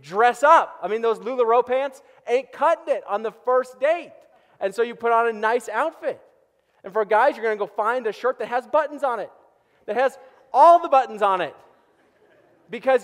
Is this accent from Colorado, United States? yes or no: yes; Boulder, Colorado, United States; also born or lived in Erie, Colorado; I was born and raised in Boulder.